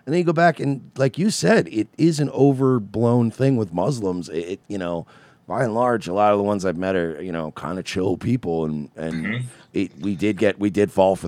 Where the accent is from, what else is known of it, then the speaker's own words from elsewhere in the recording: Long Island, New York, United States; I grew up in New York. I was in New York when 9/11, not in the city, but I lived on Long Island.